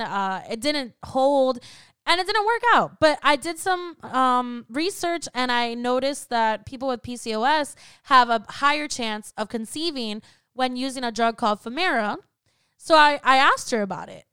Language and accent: English; Florida, United States; I was raised in Florida